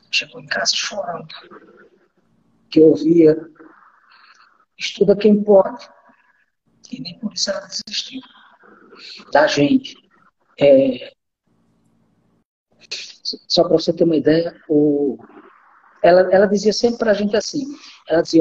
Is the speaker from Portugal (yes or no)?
no; Northeast Region, Brazil; moved away as an adult; now in Rondônia, Brazil; da minha infância até quando eu saí do Nordeste não foi nada fácil. Foi uma vida muito difícil. Foi muita dureza, muita dificuldade, muita, muita escassez. Né? Eu vivi muito escassez. Eu costumo dizer que eu vim comprar roupa em Rondônia com 20 anos